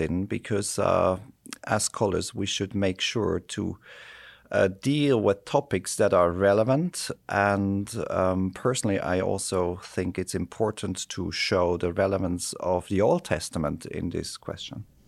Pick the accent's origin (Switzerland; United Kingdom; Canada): Switzerland; also born or lived in United States; my home country, Switzerland